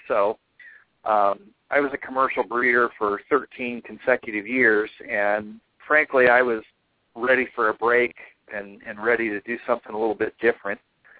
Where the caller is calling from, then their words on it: Kansas City, Missouri, United States; Kansas City, Missouri. So it's almost 11.